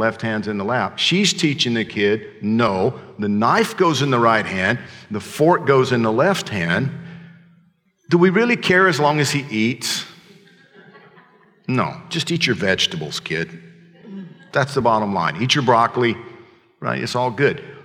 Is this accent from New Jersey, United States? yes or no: no; Georgia, United States; I'm from Georgia.